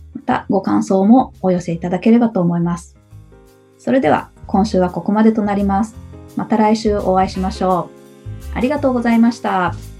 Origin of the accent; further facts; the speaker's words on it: Hamamatsu, Shizuoka, Japan; also born or lived in Nagoya; now in Kakegawa, Japan; の今は掛川ですけど、えー、うん、浜松の方です。